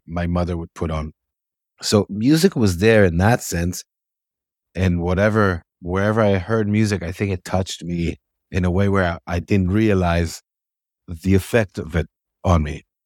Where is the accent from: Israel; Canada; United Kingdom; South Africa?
Israel; I was born in Israel in nineteen seventy